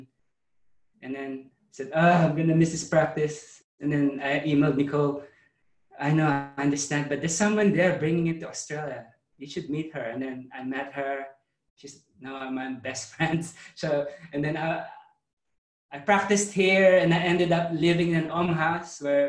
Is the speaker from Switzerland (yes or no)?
no; Philippines; moved away; I grew up in the Philippines, Catholic.